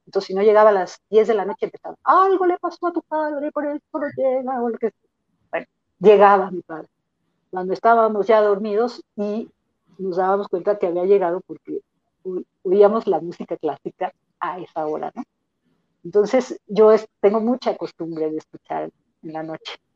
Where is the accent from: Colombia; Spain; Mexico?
Mexico